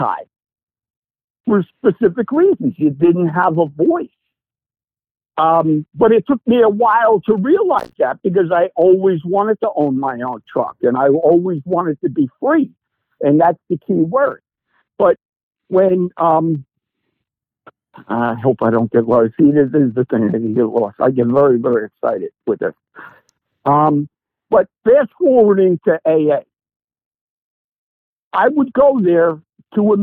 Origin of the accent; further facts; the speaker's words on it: East Coast, United States; moved away; I'm from the East Coast. I mean, I'm from this tri-state area.